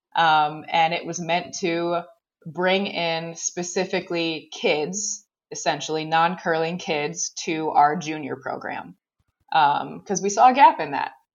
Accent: Racine, Wisconsin, United States; also born or lived in Eau Claire, Wisconsin; I joined the club junior program. Um, and that was in, in Racine, Wisconsin.

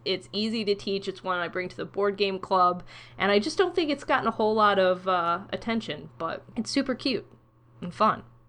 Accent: Ohio, United States; I'm from Ohio.

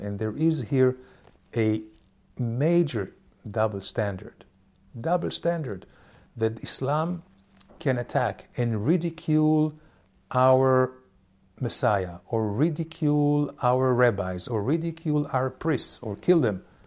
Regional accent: Israel

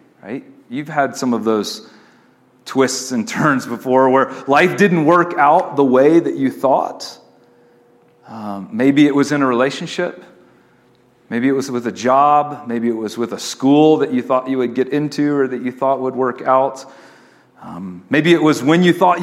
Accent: East Coast, United States; moved away as an adult; also born or lived in Austin, Texas; I was from the East Coast

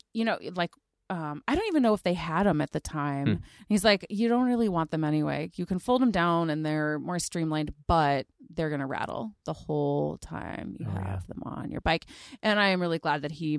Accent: Mid Willamette Valley, between Salem and Silverton, Oregon, United States; I grew up in the Mid Willamette Valley between Salem and Silverton

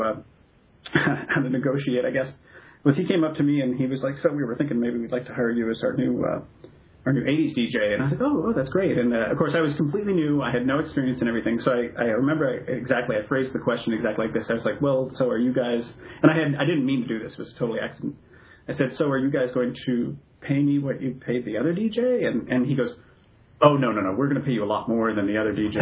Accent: Bellingham, Washington, United States; I grew up in Bellingham, Washington

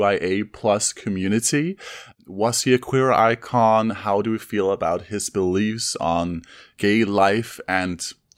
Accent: Denmark; I am from Denmark, and that's where I run an inn with my husband.

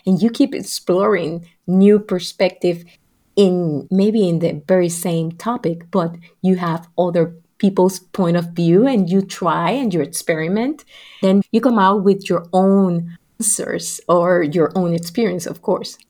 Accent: Puerto Rico; what was going on not only in Puerto Rico, my family experience

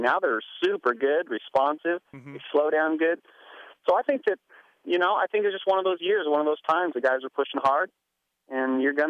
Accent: Kent, Washington, United States; In Kent, Washington.

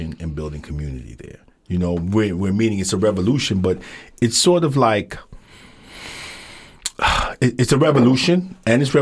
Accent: Jamaica; I'm from Jamaica, so I'm a little biased.

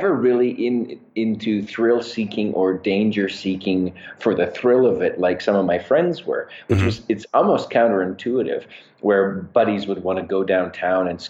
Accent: Calgary, Alberta, Canada; I am born and raised in Calgary, Canada, which is where I am right now.

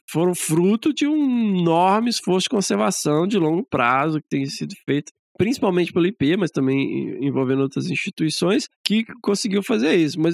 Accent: Minas Gerais, Brazil; Como que eu sou mineiro, agonia, né?

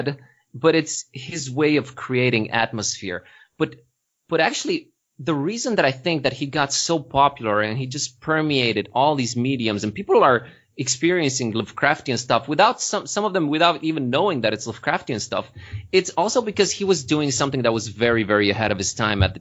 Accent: Târgu Mureș, Mureș County, Romania; now in Sighișoara, Romania; Târgu Mureș, from my hometown

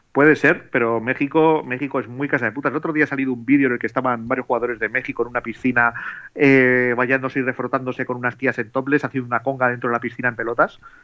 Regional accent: Bilbao, Basque Country, Spain; yo soy de Bilbao

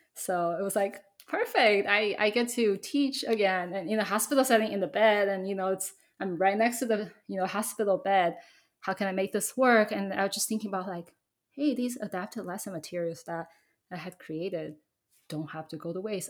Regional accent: Taiwan; I grew up in Taiwan

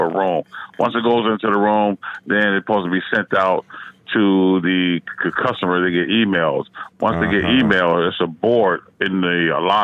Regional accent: Chicago, Illinois, United States; I'm from Chicago

